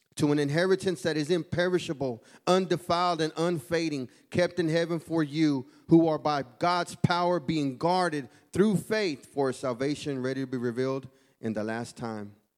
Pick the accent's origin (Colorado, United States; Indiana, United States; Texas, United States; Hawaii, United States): Texas, United States; Houston; I'm from Houston, Texas.